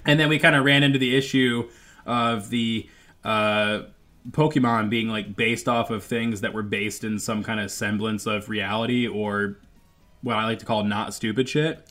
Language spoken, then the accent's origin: English; Michigan, United States; I grew up in Michigan